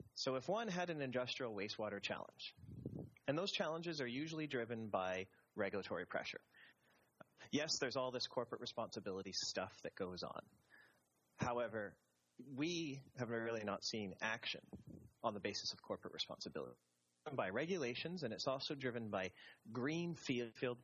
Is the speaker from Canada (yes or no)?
yes; Canada; me being Canadian